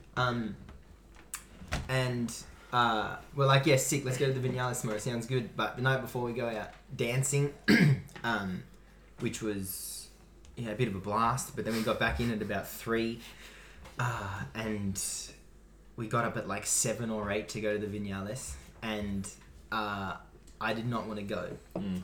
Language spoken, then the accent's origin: English; Australia